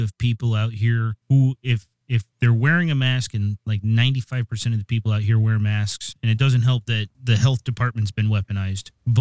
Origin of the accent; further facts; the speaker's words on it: East Coast, United States; now in Seattle, United States; I grew up on the East Coast